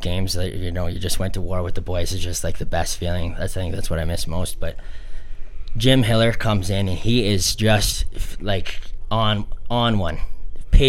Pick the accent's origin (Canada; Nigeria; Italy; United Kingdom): Canada; Calgary, Alberta; Growing up in Calgary